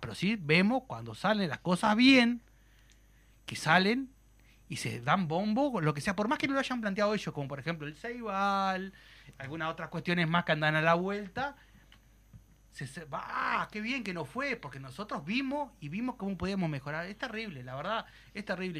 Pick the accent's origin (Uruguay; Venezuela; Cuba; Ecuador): Uruguay